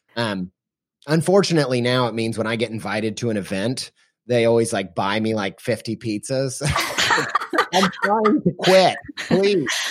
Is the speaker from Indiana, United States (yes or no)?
yes; Columbus, Indiana, United States; moved away as an adult; now in Columbus, Ohio, United States; stay in Columbus, Indiana, which is where, uh, I went to high school, and I was born in Southern Indiana